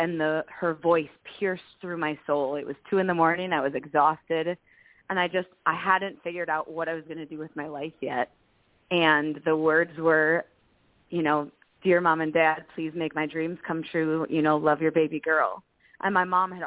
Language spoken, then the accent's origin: English; Milwaukee, Wisconsin, United States; also born or lived in Nashville, Tennessee; I'm from the Milwaukee area of Wisconsin